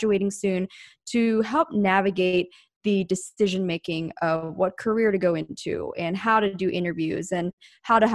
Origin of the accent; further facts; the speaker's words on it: outside of Philadelphia, Pennsylvania, United States; moved away as an adult; now in Orange County, United States; I was originally from the East Coast in Pennsylvania, outside of Philadelphia. But when I was 18, I moved to Southern California